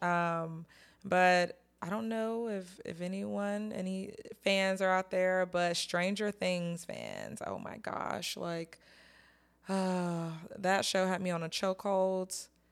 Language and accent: English; North Carolina, United States; moved away; I'm from North Carolina, but I don't live there anymore